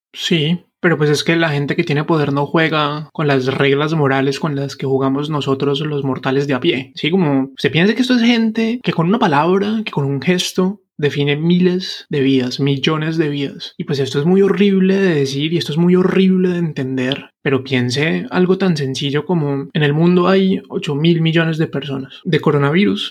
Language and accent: Spanish; Cartago, Valle del Cauca, Colombia; moved away; also born or lived in Bogotá; pero yo no soy de Bogotá, yo soy de Cartago Valle